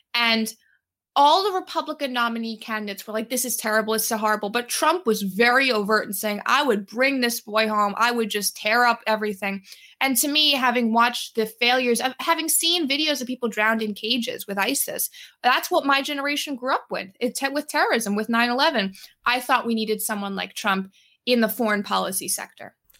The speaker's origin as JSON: {"language": "English", "town": "New York City", "region": "New York", "country": "United States", "tie": "born or raised there", "also_born_or_lived": "Brooklyn", "said": "I grew up in New York City. I grew up in Manhattan. I was born in Brooklyn"}